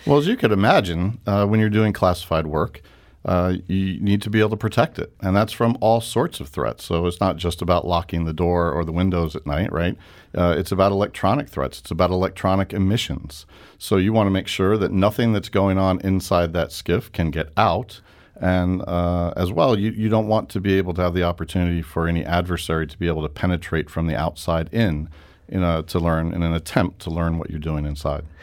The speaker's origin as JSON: {"language": "English", "region": "New York", "country": "United States", "moved": "as an adult", "lives_now": "St. Louis, United States", "said": "I'm a New Yorker"}